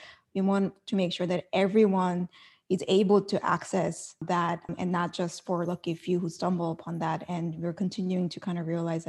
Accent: South Korea; Like in Korea, and I'm from Korea, and there's an expression called like, you know, you're 98% happy, but there's like 2% missing in your life.

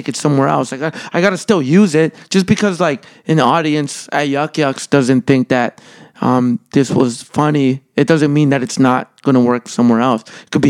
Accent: El Salvador; born there; Because when I was born in El Salvador, I was born during an earthquake.

